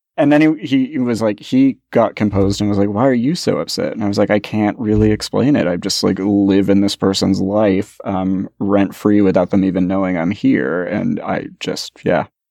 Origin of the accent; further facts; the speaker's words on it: Bay Area, California, United States; growing up in the Bay Area in the early eighties